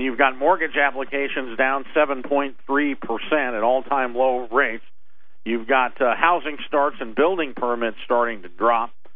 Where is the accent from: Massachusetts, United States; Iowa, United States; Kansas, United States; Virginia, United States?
Iowa, United States; moved away; I'm from Iowa originally